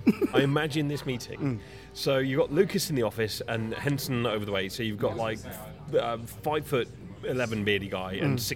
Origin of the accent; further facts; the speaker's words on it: Worcester, West Midlands, United Kingdom; I'm from Worcester, which is just over the border, and is frankly a bit of a rural meh.